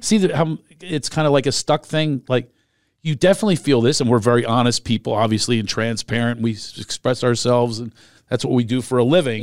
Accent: Philadelphia, Pennsylvania, United States; moved away; I grew up in Philadelphia

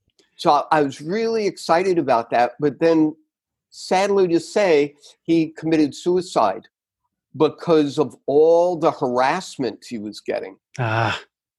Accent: New York City, New York, United States; moved away; also born or lived in Connecticut; I grew up in New York

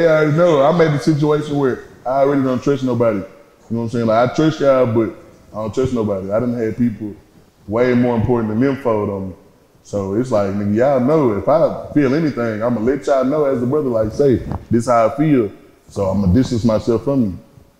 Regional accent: Dallas, Texas, United States; I done been, you know, so many other places. That's why I'm from Dallas. You know what I'm saying? Because I done stayed in Wynwood Garden. I done stayed everywhere.

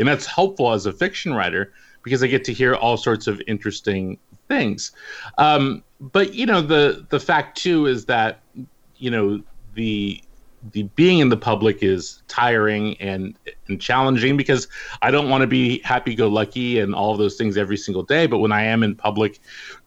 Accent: the Bay Area, California, United States; growing up in the Bay Area

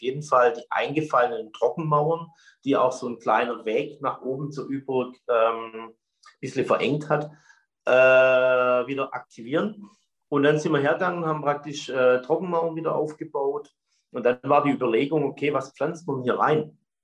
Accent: Stetten, Baden-Württemberg, Germany

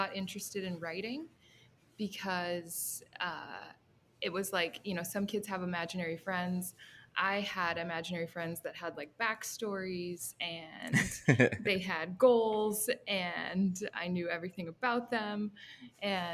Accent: Fargo, North Dakota, United States; I was born in Fargo, North Dakota

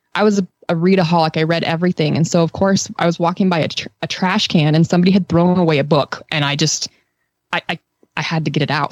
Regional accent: Western United States, United States; moved away; growing up in the Western United States

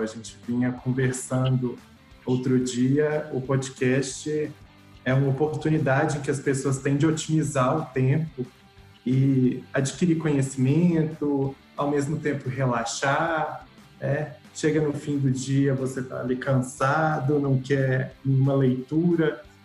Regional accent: Sete Lagoas, Minas Gerais, Brazil; eu sou de Sete Lagoas, e desde sempre eu cresci com as vendas

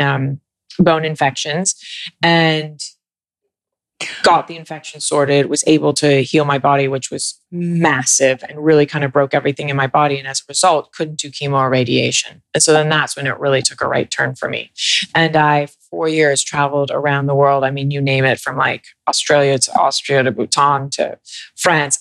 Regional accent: New York, United States; I'm from New York

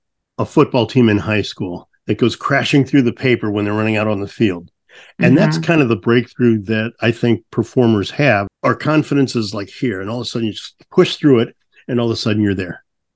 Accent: St. Louis, Missouri, United States; I grew up in St. Louis, and growing up in St. Louis, the blues was such a strong influence in my life

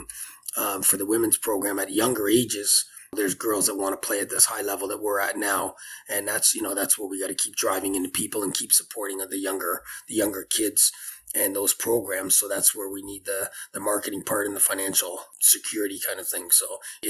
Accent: Richmond Hill, Ontario, Canada; her family actually moved to Richmond Hill, where I still live. I've been here my whole life

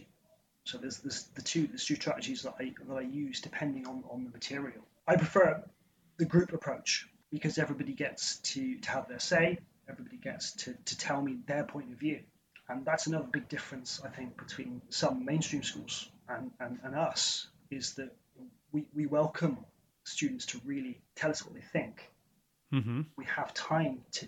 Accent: Somerset, South West England, United Kingdom; I grew up in Somerset, in the southwest of England.

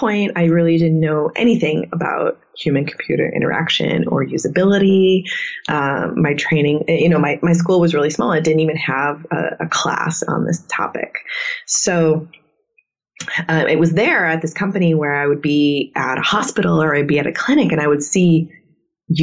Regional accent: Midwest, United States; also born or lived in South Dakota; I'm from the Midwest

